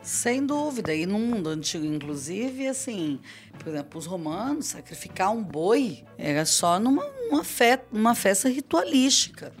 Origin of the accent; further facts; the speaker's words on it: Cariacica, Espírito Santo, Brazil; eu cresci em Cariacica